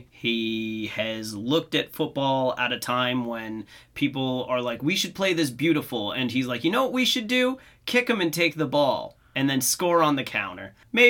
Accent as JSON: {"language": "English", "country": "United States", "said": "we're American"}